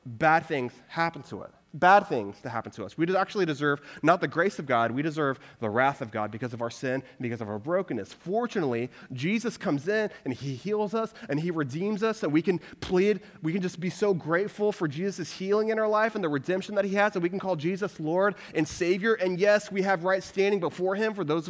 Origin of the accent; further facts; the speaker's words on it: Houston, Texas, United States; moved away as an adult; also born or lived in Waco, Texas / Dallas, Texas; now in Denver, United States; I grew up in the Houston area